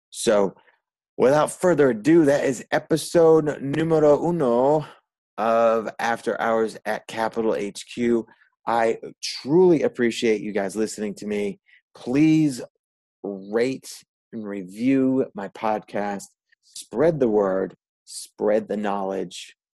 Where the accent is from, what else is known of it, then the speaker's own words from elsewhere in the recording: Northeast, United States; so, yeah, in brief, I'm from the Northeast.